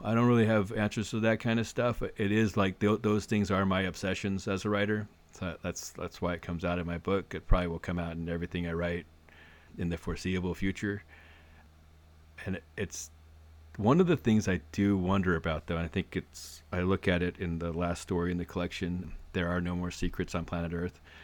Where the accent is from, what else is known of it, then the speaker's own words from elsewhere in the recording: Arcadia, California, United States; I grew up in Arcadia, which is, which at the time was very much, uh, the horse, sanity to horse-track driven economy